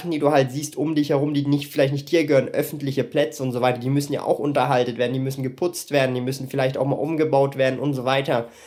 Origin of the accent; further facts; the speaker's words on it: Switzerland; ich bin Schweizer Bürger, ja, äh, ich kann jetzt von mir nicht sagen, ich bin EU-Bürger, weil die Schweiz halt nicht in der EU ist